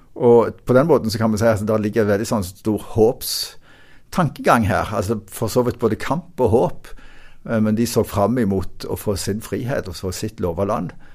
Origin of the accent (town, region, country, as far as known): Norway